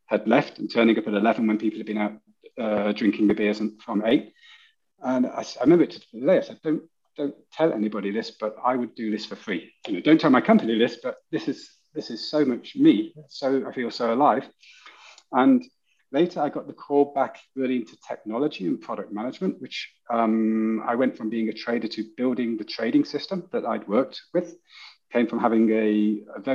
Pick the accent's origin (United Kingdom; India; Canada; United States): United Kingdom; moved away as an adult; now in Germany; I'm British, which cannot be hidden away